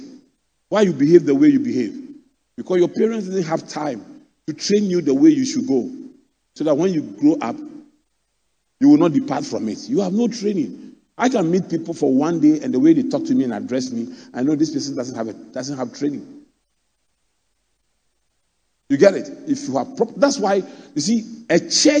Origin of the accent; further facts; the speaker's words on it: Accra, Greater Accra, Ghana; I grew up in Adabraka